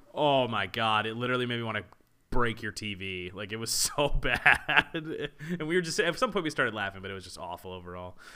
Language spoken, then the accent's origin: English; La Plata, Maryland, United States; first language English; good old La Plata, Maryland